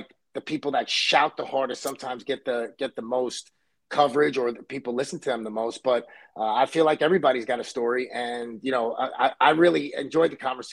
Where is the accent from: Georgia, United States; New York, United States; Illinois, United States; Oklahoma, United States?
New York, United States; New York City; I grew up in Brooklyn, New York, and I was born in Coney Island.